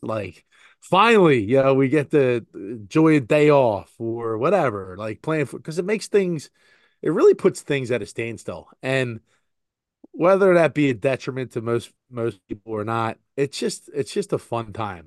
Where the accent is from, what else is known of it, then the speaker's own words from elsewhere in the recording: Philadelphia, Pennsylvania, United States; I was born in Philadelphia.